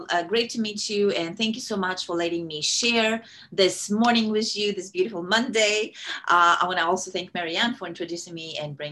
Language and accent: English; Kazakhstan; first language Russian; English is a second language; moved away as an adult; now in United States; I'm originally from Kazakhstan. I grew up in the Soviet Union. My native language is Russian. And I came here to the U.S. in 2001